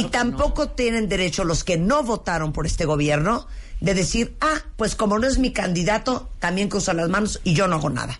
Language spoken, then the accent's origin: Spanish; Mexico; en lo que es nuestra obligación como mexicanos